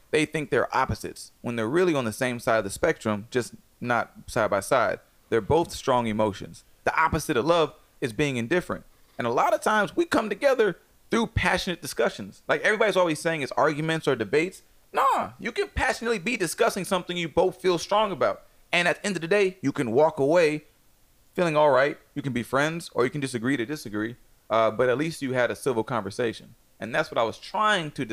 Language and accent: English; Atlanta, Georgia, United States; Atlanta, son. I'm from.